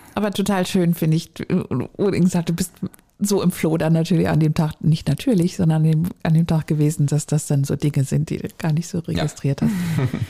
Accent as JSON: {"language": "German", "region": "Schleswig-Holstein", "country": "Germany", "tie": "born or raised there", "moved": "yes", "said": "meine alte Heimat"}